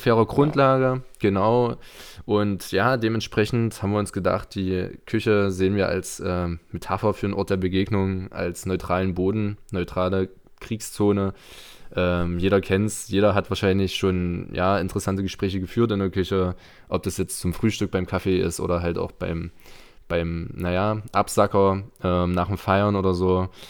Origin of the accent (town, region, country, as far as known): Torgau, Saxony, Germany; born or raised there